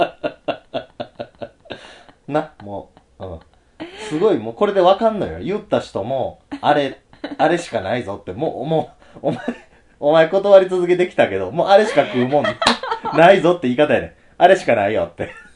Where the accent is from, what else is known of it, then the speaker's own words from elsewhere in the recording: Osaka, Japan; 子供の頃ね、あの、うちの大阪は